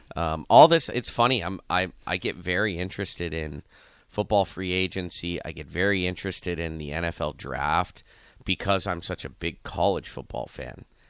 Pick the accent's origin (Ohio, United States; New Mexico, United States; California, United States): Ohio, United States; Youngstown; I'm from Youngstown